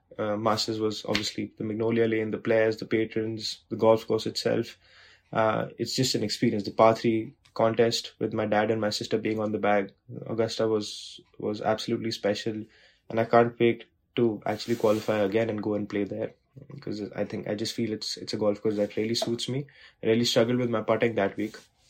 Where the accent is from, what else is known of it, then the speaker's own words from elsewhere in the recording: India; you grow up watching it, and growing up in India watching it, it was always very, very close to my heart